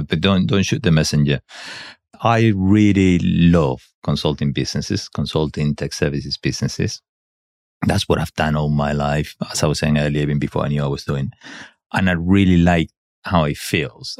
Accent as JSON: {"language": "English", "country": "Spain", "second_language": "English", "moved": "yes", "said": "I'm not English. I should have been though. No, I'm not. I'm Spanish."}